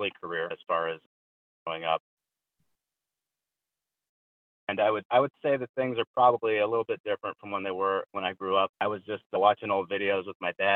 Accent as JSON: {"language": "English", "region": "Midwest", "country": "United States", "tie": "born or raised there", "said": "I was born in the early 80s, and I grew up in the Midwest"}